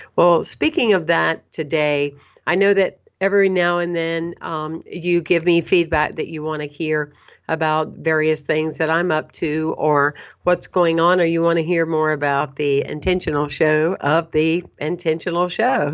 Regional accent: Anderson, South Carolina, United States; moved away; also born or lived in Saint Petersburg, Florida; I was born and raised in a small town, Anderson, South Carolina.

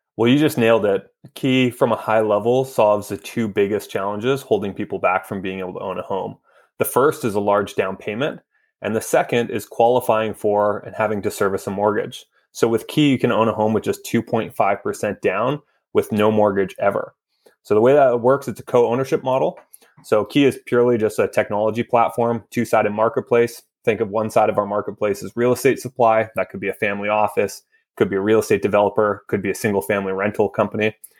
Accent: Vancouver, British Columbia, Canada; moved away as an adult; now in Toronto, Canada; I grew up in Vancouver my entire life.

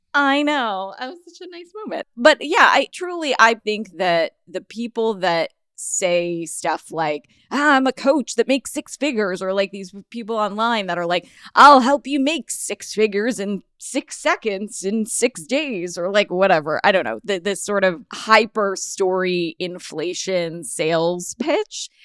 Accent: Los Angeles, California, United States; I'm from Los Angeles

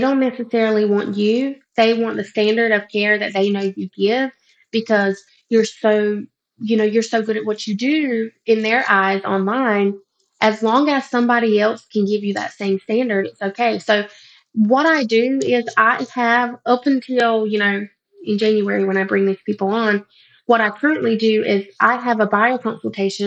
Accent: North Carolina, United States; moved away as an adult; now in Columbia, United States; my husband and I are from a little town in North Carolina and we are Native American

